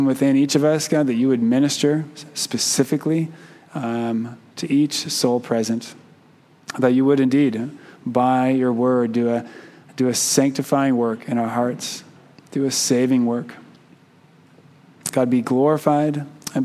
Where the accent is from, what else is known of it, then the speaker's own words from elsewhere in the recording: Keno, Oregon, United States; also born or lived in Canby, Oregon / Klamath Falls, Oregon; growing up in Keno, which is a small town outside of Klamath Falls, Oregon